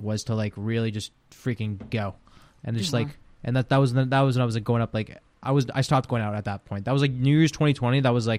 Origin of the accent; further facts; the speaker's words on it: Ukraine; English is a second language; Yeah, yeah. But no, we're from Ukraine through and through, and yeah, it's pretty cool.